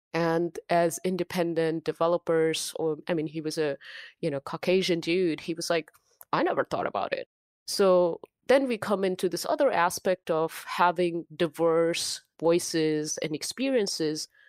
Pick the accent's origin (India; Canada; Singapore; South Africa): India; English is a second language; moved away as an adult; now in United States; originally I'm from India. I grew up in India.